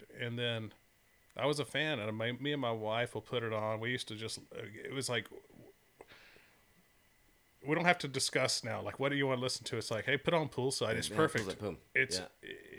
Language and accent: English; Florida, United States; I was from Florida. I wasn't from Texas.